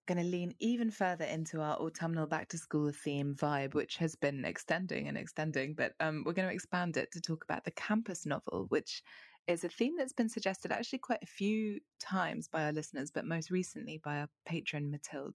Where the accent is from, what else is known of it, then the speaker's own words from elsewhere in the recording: London, United Kingdom; as a Londoner who's been to America